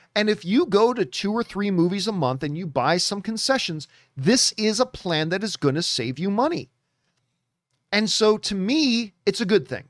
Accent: Canada; moved away; go back to Canada and then work with Cineplex, 'cause I grew up in Cineplex theaters

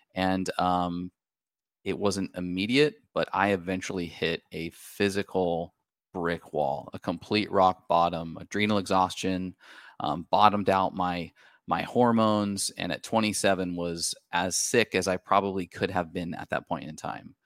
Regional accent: Washington, United States; We're from the Pacific Northwest, uh, up in Washington State.

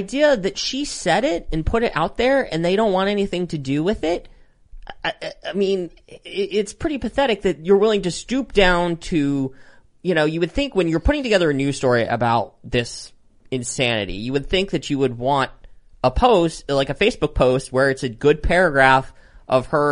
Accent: Pennsylvania, United States; my home state of Pennsylvania

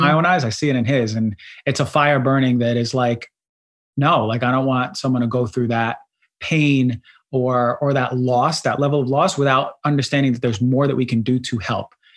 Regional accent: New Jersey, United States; accent: New York; also born or lived in Queens, New York; I was born in Queens, and mm-hmm. I grew up there until like seven or eight, and then I moved to New Jersey. So I was raised in New Jersey more so

